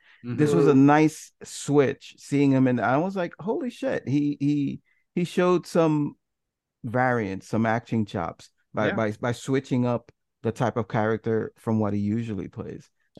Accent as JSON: {"language": "English", "town": "New York City", "region": "New York", "country": "United States", "said": "As a New Yorker"}